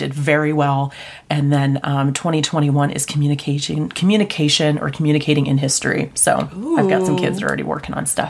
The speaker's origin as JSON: {"language": "English", "region": "central Iowa", "country": "United States", "tie": "born or raised there", "said": "I think it's because I'm from Iowa. Yeah. I'm from central Iowa."}